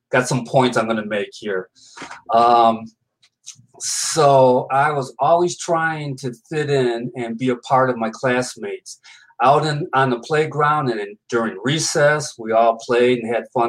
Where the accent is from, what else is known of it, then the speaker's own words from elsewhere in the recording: Binghamton, New York, United States; Binghamton, New York. That's my hometown.